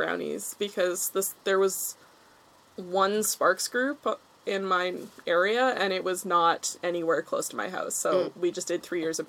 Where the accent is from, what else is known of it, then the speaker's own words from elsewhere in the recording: North Shore, British Columbia, Canada; Forest knowledge is, like, Girl Guides and also just growing up on the North Shore.